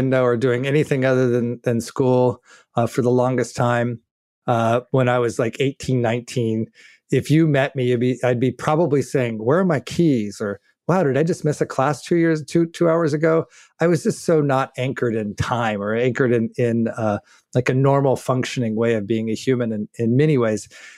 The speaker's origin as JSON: {"language": "English", "region": "New Mexico", "country": "United States", "tie": "born or raised there", "also_born_or_lived": "Albuquerque, New Mexico / Los Angeles / Germany", "moved": "as an adult", "lives_now": "Netherlands", "said": "I grew up in New Mexico"}